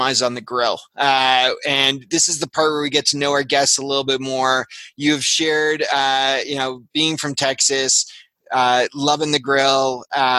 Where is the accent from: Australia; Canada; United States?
Canada; Toronto, Ontario; I'm from Toronto